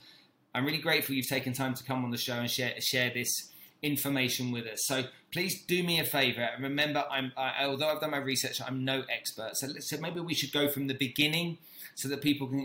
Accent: United Kingdom; being British

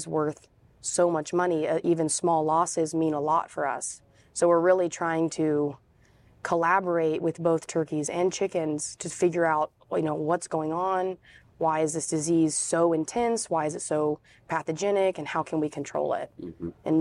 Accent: Raleigh, North Carolina, United States; I'm from Raleigh, North Carolina.

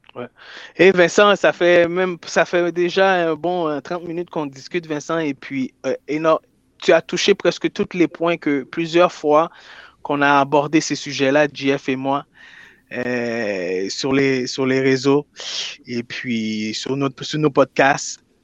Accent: Quebec, Canada; je viens de Québec

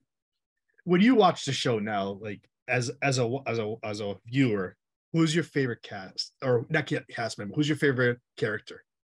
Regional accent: Massachusetts, United States; I'm from Massachusetts.

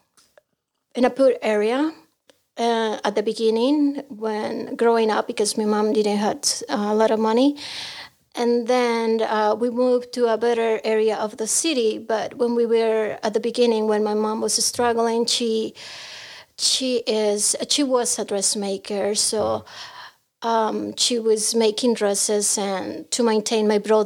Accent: Tijuana, Baja California, Mexico; English is a second language; moved away as an adult; also born or lived in Mexico City; now in United States; I'm from Mexico. I was born in Mexico City, but I grew up in Tijuana

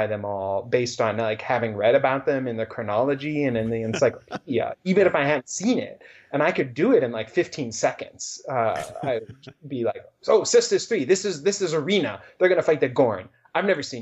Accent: Cincinnati, Ohio, United States; I grew up in Cincinnati

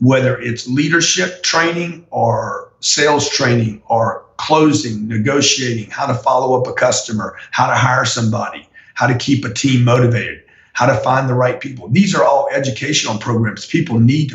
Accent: Louisiana, United States; I'm from Louisiana

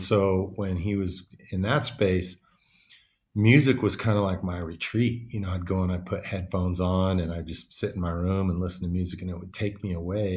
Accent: Davis, California, United States; also born or lived in Oakland / Bali; I was born in Oakland, but I grew up in this little town called Davis

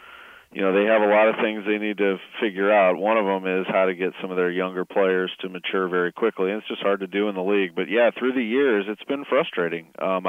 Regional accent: St. Louis, Missouri, United States; also born or lived in Indiana; And this is my hometown, so.

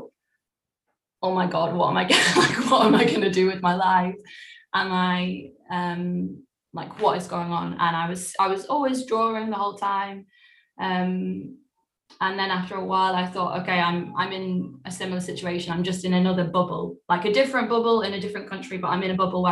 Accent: Cheshire, North West England, United Kingdom; also born or lived in Cleethorpes / Dublin, Ireland; we settled in Cheshire. So I grew up from, like, the age of 3 or 4 until I was 18, 19. I was in a town in Cheshire

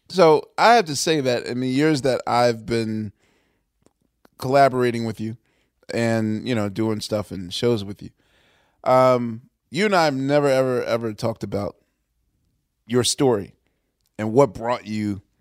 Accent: Pennsylvania, United States; now in New York, United States; I'm still a Pennsylvanian

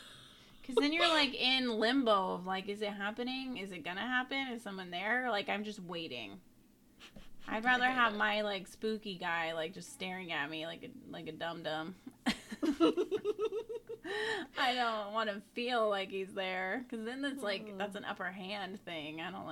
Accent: New Mexico, United States; I was born and raised in New Mexico on a small Native reservation about 15 minutes from south of Albuquerque. And being Native American and living on the reservation

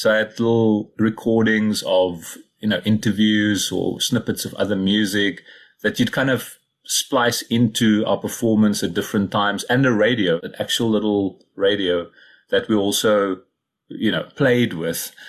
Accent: Cradock, Eastern Cape, South Africa; also born or lived in Somerset East; I was born in Kruiddok in the Eastern Cape, went to school in Somerset East nearby.

